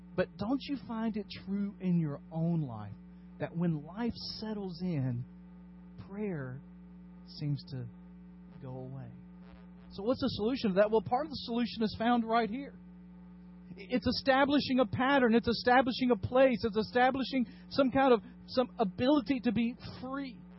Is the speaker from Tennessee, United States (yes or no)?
yes; Dyersburg, Tennessee, United States; my hometown of Dyersburg